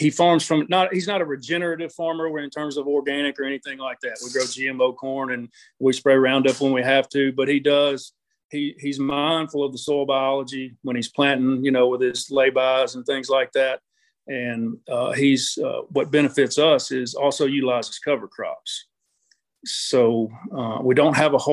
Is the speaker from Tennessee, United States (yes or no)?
yes; Memphis, Tennessee, United States; I was born and raised in the Memphis area